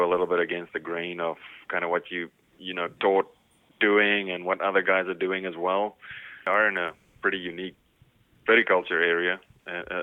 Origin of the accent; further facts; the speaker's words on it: South Africa; moved away as an adult; now in Missouri, United States; I'm from South Africa, so that's where I, you know, cut my teeth basically.